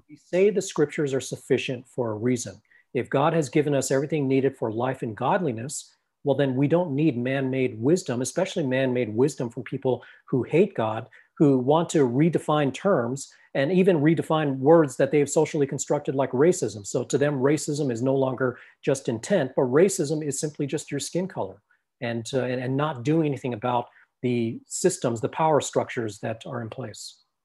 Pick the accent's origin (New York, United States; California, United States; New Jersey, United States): California, United States; Los Angeles; I come from a Thai background, and I grew up in Los Angeles